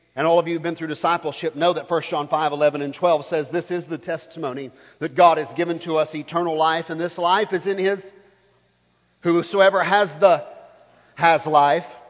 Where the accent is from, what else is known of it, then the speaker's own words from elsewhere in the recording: the Baptist South, United States; I grew up here in the Baptist South